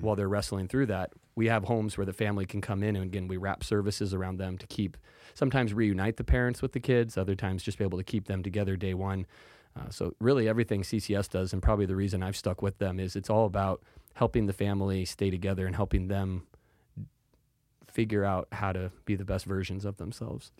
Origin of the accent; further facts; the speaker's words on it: Salem, Oregon, United States; born and raised right here in Salem